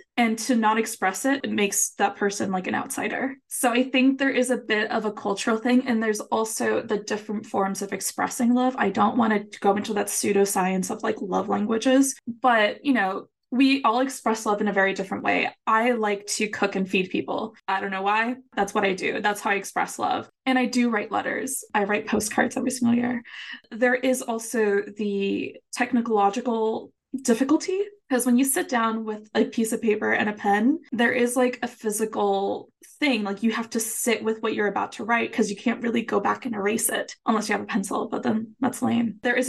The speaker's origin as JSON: {"language": "English", "country": "Puerto Rico", "first_language": "Spanish", "second_language": "English", "said": "I think it's a bit cultural as well, because, you know, I'm from Puerto Rico, my first language Spanish."}